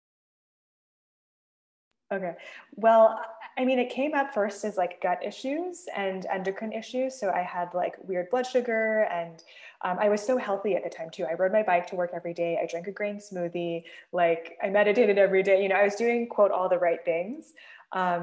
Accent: the Bay Area, California, United States; I grew up in the Bay Area

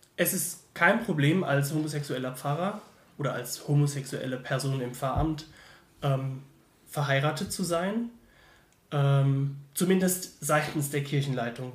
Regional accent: Mannheim, Baden-Württemberg, Germany; now in Heidelberg, Germany; Ich komme eigentlich aus Mannheim, studiere nur gerade in Heidelberg

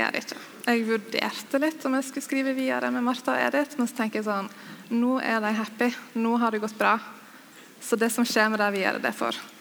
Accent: Sogn og Fjordane, Vestland, Norway; Jeg har vokst opp i Sogn og Fjordane

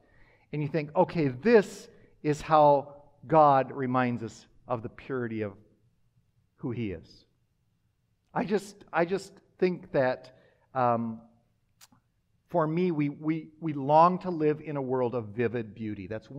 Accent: Minnesota, United States; also born or lived in Wisconsin; I grew up in Minnesota, Wisconsin, but have lived in the Midwest most of my life.

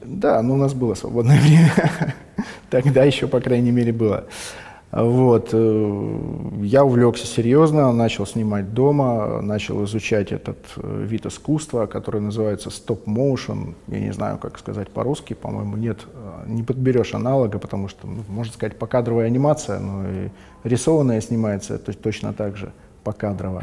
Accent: Vladivostok, Primorsky Krai, Russia; Я из Владивостока, в Владивостоке родился, в Владивостоке живу, в Владивостоке учился

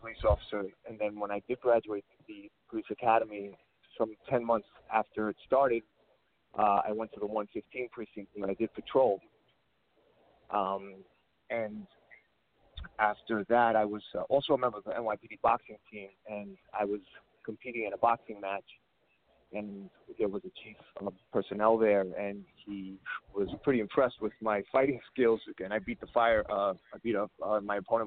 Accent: New York City, New York, United States; I was born and raised here in Queens, New York

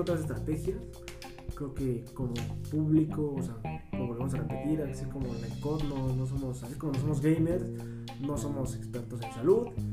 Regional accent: Mexico; identificas, como mexicano

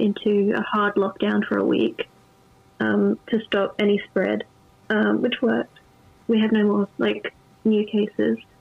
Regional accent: Adelaide, South Australia, Australia; I'm from South Australia, or Adelaide

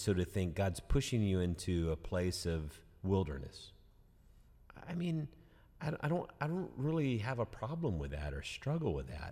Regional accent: United States; we've been placed as American Christians

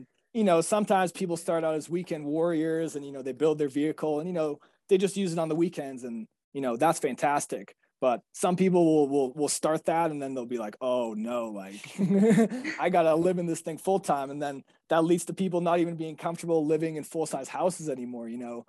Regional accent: Boston, Massachusetts, United States; we came from Boston and living inside. So we didn't have a lot of these handyman or, you know, basic homeowner skills.

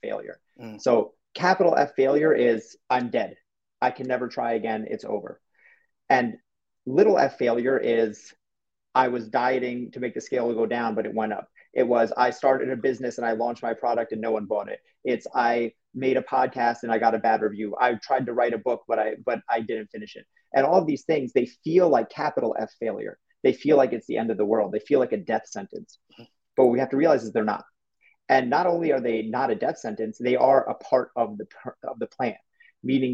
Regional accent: New York, United States; I'm from New York

